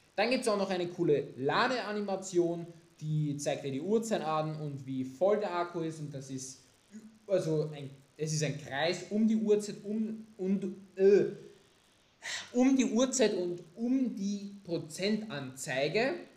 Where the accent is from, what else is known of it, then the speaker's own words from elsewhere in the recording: Austria; bei uns in Österreich